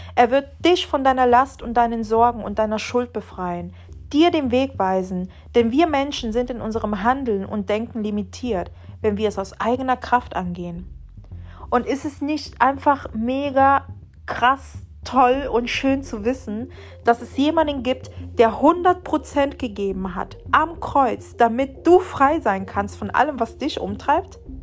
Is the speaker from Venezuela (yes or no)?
yes; Venezuela; now in Germany; in meinem Heimatland in Venezuela